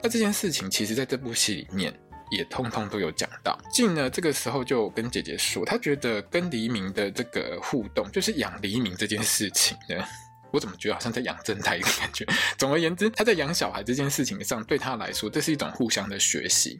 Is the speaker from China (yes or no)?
no; Taiwan; accent: Taiwanese Mandarin; 我台湾国语